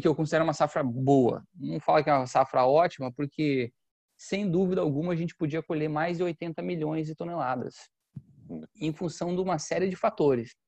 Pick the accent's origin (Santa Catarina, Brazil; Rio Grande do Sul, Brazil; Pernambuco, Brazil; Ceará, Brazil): Santa Catarina, Brazil; Campos Novos; eu sou do interior de Santa Catarina, cidade chamada Campos Novos. Eu gosto de falar das minhas raízes